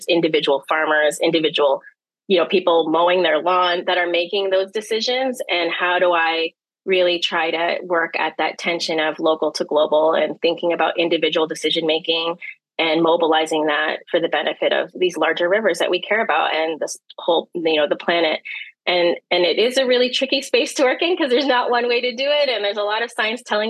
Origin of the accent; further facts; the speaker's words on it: Toronto, Ontario, Canada; also born or lived in Manila, Philippines; now in Windsor, Canada; I grew up on the shores of Lake Ontario in the east side, east end of the city of Toronto